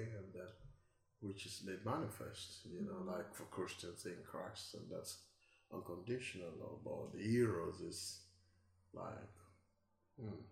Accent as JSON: {"language": "English", "country": "Nigeria", "tie": "born or raised there", "moved": "as an adult", "lives_now": "United Kingdom", "said": "I'm born and bred Nigerian"}